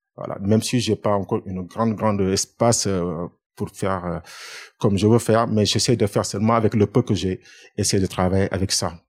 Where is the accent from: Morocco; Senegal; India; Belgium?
Senegal; Dakar; moved away as an adult; now in France; Je suis né à Dakar et j'ai fait mes études à Dakar